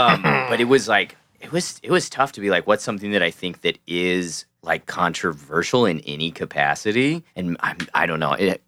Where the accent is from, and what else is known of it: Missouri, United States